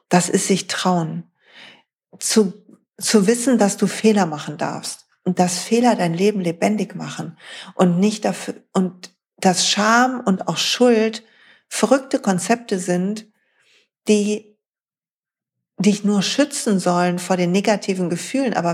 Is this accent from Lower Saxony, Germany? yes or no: no; North Rhine-Westphalia, Germany; Weil, Freunde, ich komme aus dem Ruhrpott.